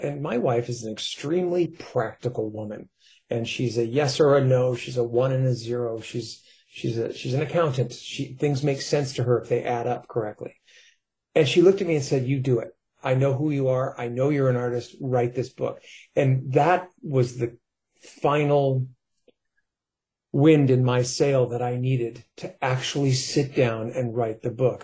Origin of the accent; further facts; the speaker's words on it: New York, United States; now in California, United States; I grew up in New York. I had to move to California just to get away from those voices